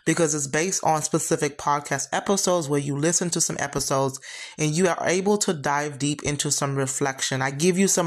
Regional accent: St. Lucia; my hometown, St. Lucia

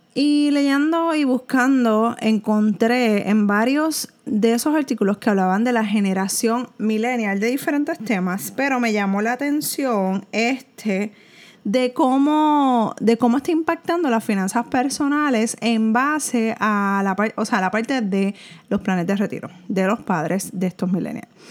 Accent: Puerto Rico; En Puerto Rico aunque somos un territorio americano

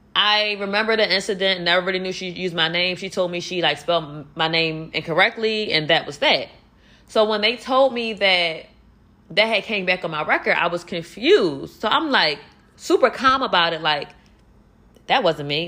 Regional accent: Philadelphia, Pennsylvania, United States; I'm from Philly and I'm out here alone

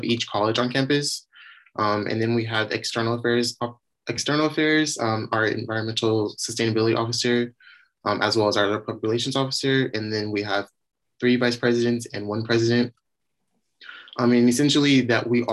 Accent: San Diego, California, United States; moved away as an adult; now in Humboldt, United States; I'm actually from San Diego. I grew up there all 22 years of my life

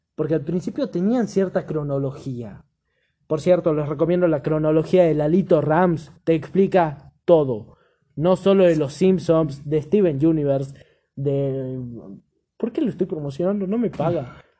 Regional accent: Chubut, Argentina; Soy de Chubut, me considero de Chubut

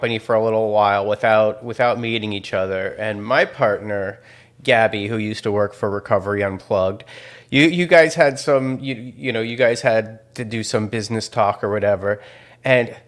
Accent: Chicago, Illinois, United States; I'm from Chicago.

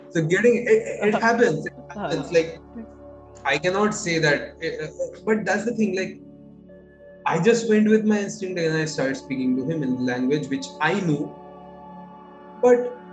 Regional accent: West Bengal, India; I'm from Bengal

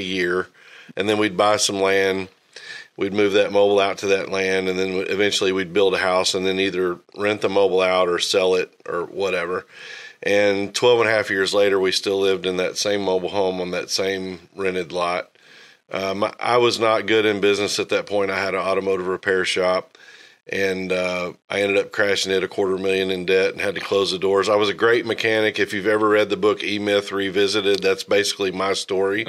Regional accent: North Little Rock, Arkansas, United States; now in Northwest Arkansas, United States; I grew up in North Little Rock

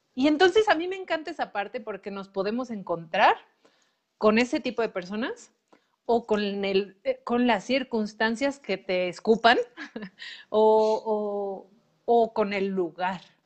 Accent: Mexico; cómo hemos sido educados como mexicanos

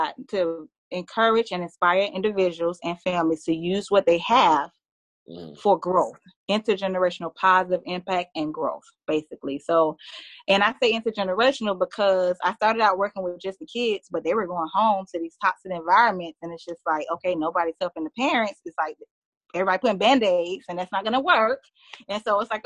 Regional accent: Miami, Florida, United States; now in Orlando, United States; I'm originally from Miami.

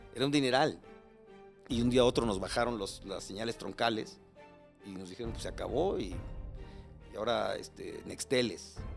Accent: Mexico City, Mexico; moved away as an adult; now in Cuernavaca, Mexico; soy chilango. Eh, viví aquí, ahorita vivo en Cuernavaca, pero viví aquí muchos años, por toda mi vida, hasta hace 15 años. Este, crecí y nací en Iztapalapa, en frontera con Coyacán

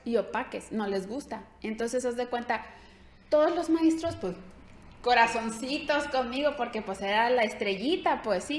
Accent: Ciudad Guzmán, Jalisco, Mexico; moved away; soy de Ciudad Guzmán, Jalisco

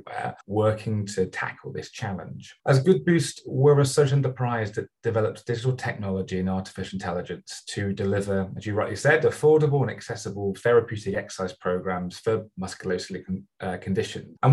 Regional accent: Bristol, South West England, United Kingdom; my hometown in Bristol

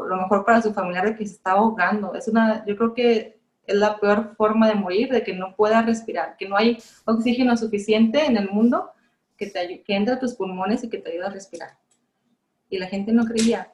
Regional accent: Mexico

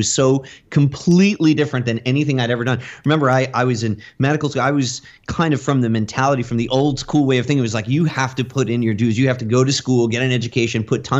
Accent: New York, United States; When I came to Florida from New York, it was culture shock, because I just had to find a way to make some money.

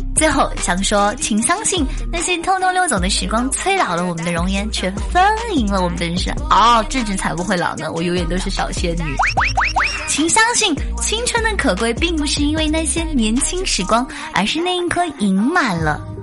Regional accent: Xinjiang, China; moved away; 我们新疆的早餐有奶茶，家中必备奶茶

